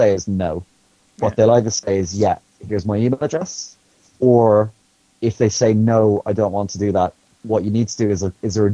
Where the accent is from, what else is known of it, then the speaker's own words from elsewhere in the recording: Ireland; being an Irish person working in the industry